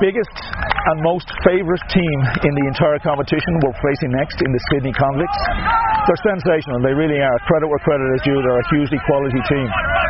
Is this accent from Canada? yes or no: no; Ireland; Being Irish